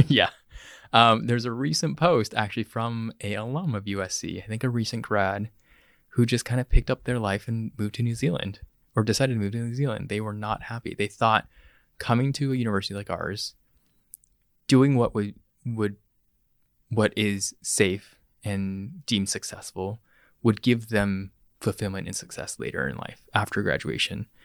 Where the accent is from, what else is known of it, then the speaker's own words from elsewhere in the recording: Bay Area, California, United States; So I was born and raised in the Bay Area. Grew up in the South Bay and the Peni-, Peninsula.